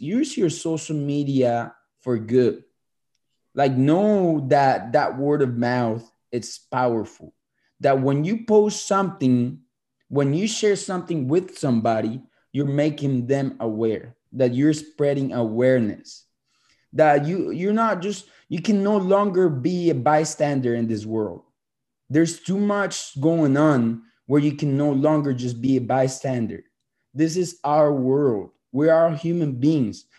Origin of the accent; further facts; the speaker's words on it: Colombia; I'm from Colombia